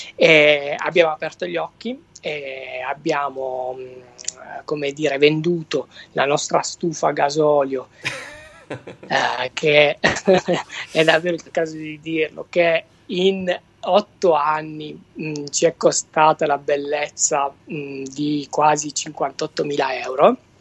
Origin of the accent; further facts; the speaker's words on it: Venosa, Basilicata, Italy; now in Bologna, Italy; il mio accento non, non tradisce, sono originale della Basilicata